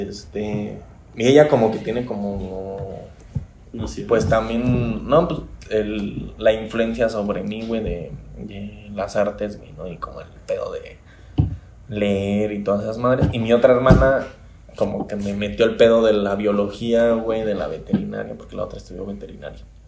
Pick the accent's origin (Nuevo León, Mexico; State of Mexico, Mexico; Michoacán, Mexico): Michoacán, Mexico; Morelia; also born or lived in Tequisquiapan, Querétaro; nací aquí en Morelia en el año de 1987